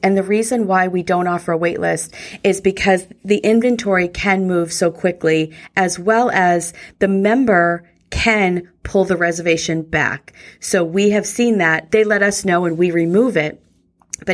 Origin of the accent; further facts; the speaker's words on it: New England, United States; I'm from New England.